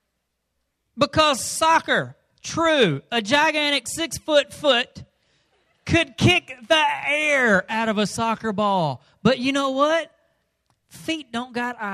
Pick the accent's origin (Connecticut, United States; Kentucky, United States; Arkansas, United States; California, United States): Arkansas, United States; we're rednecks from Arkansas.